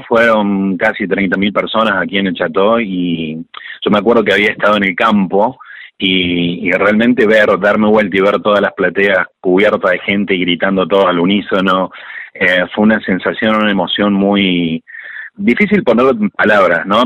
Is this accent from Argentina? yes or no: yes; Córdoba, Argentina; nosotros somos de aquí de Córdoba, capital